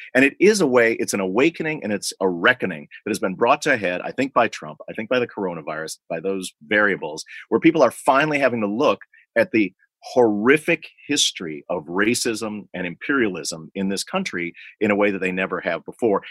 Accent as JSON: {"language": "English", "town": "Libertyville", "region": "Illinois", "country": "United States", "tie": "born or raised there", "said": "my hometown of libertyville illinois"}